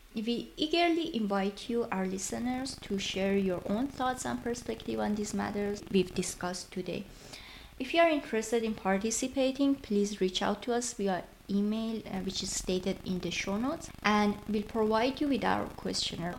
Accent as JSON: {"language": "English", "country": "Iran", "second_language": "English", "moved": "yes", "lives_now": "Germany", "said": "I'm also working in Germany and neither of English nor German are my native language and I'm in a completely different culture from my country of origin Iran"}